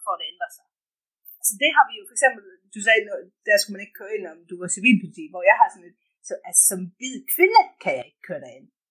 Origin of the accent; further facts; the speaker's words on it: Denmark; moved away as an adult; jeg har en kæmpe familie hjemme i Danmark